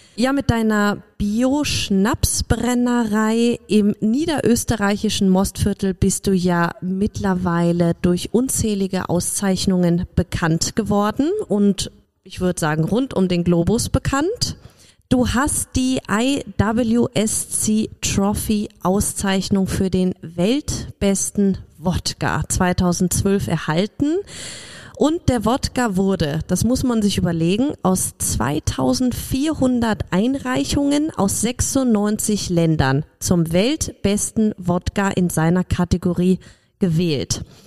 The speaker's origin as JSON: {"language": "German", "town": "Cologne", "region": "North Rhine-Westphalia", "country": "Germany", "tie": "born or raised there", "said": "als gebürtige Kölnerin"}